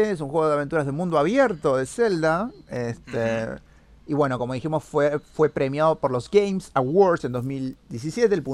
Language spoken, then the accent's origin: Spanish; Argentina; porque yo soy argentino.